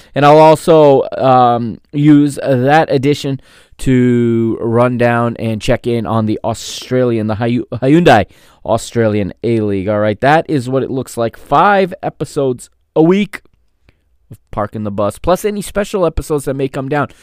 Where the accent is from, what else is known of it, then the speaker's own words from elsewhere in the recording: United States; I grew up here in the United States